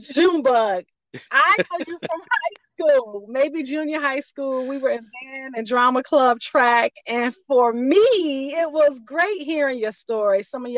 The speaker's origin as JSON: {"language": "English", "town": "Pontiac", "region": "Michigan", "country": "United States", "tie": "born or raised there", "moved": "yes", "said": "Growing up in Pontiac was the jam."}